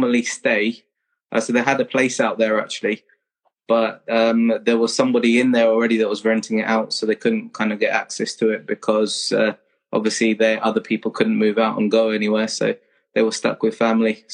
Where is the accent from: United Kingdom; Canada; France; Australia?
United Kingdom; Kingston upon Thames, London; moved away as an adult; I was born in Kingston, southwest London. And went to school in Kingston, stayed there until I was 18